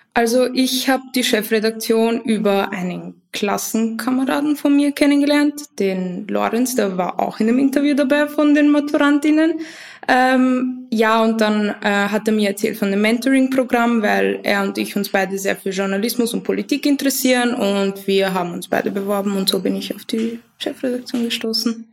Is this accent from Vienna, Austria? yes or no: yes; Vienna, Austria; ich komme aus Wien. Ähm, ich bin auch hier geboren, meine Eltern nicht.